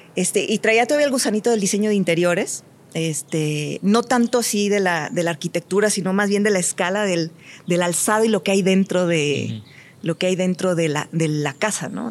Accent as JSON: {"language": "Spanish", "country": "Mexico", "moved": "as an adult", "said": "hoy soy mexicana"}